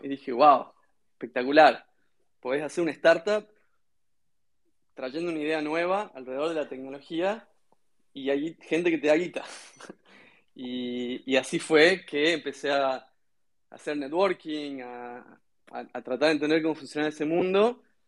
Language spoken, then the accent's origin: Spanish; Concepción, Tucumán, Argentina; sí, soy de Tucumán. Dentro de Tucumán soy de una ciudad pequeña que se llama Concepción, al sur de Tucumán.